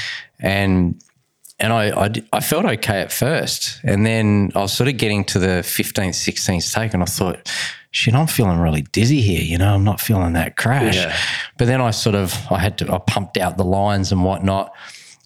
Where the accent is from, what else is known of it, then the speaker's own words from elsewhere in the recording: Adelaide, South Australia, Australia; I was brought up in Adelaide. It was Port Adelaide.